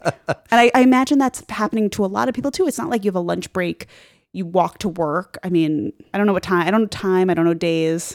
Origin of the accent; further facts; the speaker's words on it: Long Island, New York, United States; I'm from Long Island